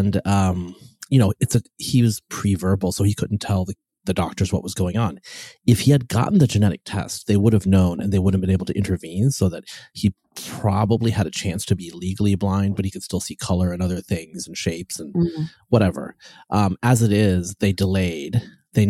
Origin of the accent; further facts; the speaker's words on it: West Coast, United States; I'm from the West Coast.